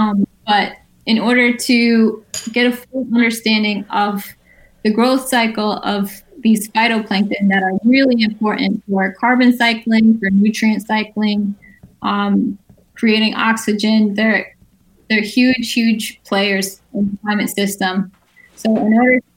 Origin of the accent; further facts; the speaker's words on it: Guilderland, New York, United States; I had a great childhood in Gilderland